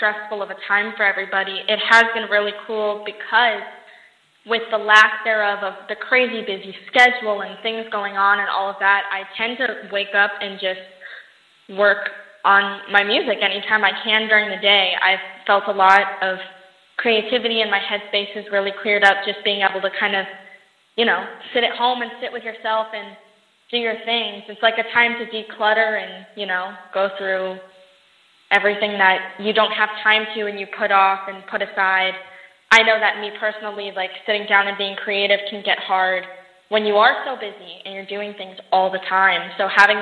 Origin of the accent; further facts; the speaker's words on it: Las Vegas, Nevada, United States; also born or lived in Los Angeles; I actually travel back and forth from Los Angeles and my hometown, Las Vegas, all the time